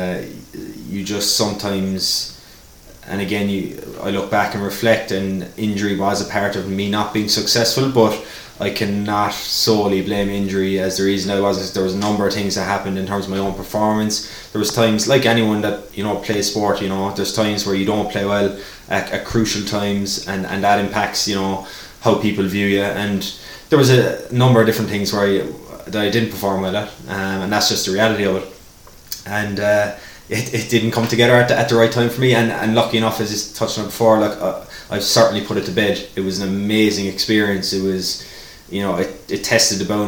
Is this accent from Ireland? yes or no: yes; Ireland; moved away; I was known as the Irishman